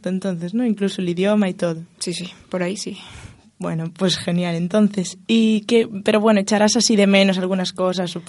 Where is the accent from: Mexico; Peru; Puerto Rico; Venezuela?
Venezuela; now in Spain